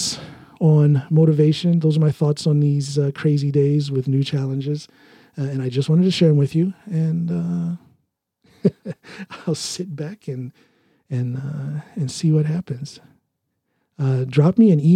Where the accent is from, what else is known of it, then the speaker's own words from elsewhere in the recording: United States; moved away as an adult; now in Norway; as an American in Norway.